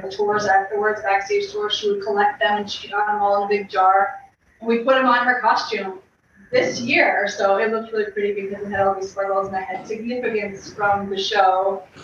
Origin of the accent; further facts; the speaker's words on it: Long Valley, New Jersey, United States; we're from Long Valley, New Jersey, and my mom put Jillian and I in class, into ballet class when we were, I was two and she was four